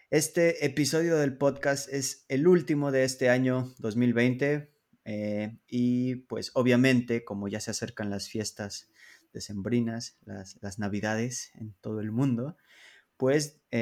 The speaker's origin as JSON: {"language": "Spanish", "country": "Mexico", "moved": "as an adult", "lives_now": "Poland", "said": "Soy un mexicano viviendo en Polonia desde el año 2013. La razón por la que me mudé a este país es porque me enamoré de una chica polaca. Me encanta vivir en Polonia"}